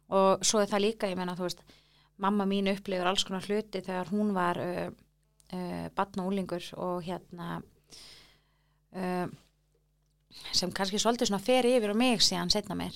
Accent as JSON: {"language": "Icelandic", "town": "Reykjavík", "region": "Capital Region", "country": "Iceland", "tie": "born or raised there", "said": "þar elst ég upp svona"}